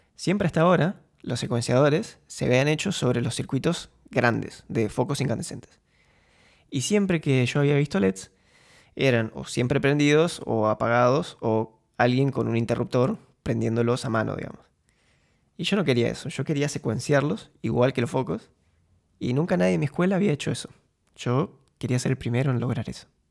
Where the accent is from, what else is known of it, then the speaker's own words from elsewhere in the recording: Concordia, Entre Ríos, Argentina; moved away as an adult; also born or lived in Buenos Aires, Argentina / Munich, Germany; now in Eindhoven, Netherlands; Nací y crecí en Concordia